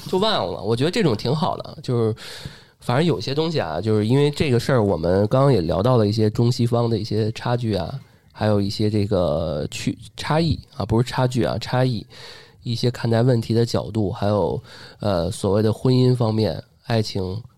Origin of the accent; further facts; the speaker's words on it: Beijing, China; 因为我一北京土生土长，但是最后我还得交借读费、赞助费